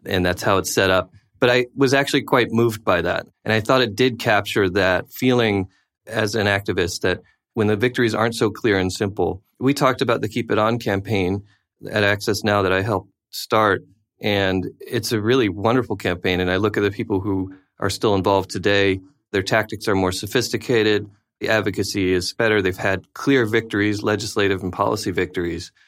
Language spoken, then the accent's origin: English; United States; also born or lived in South Africa; being American abroad during the George W. Bush presidency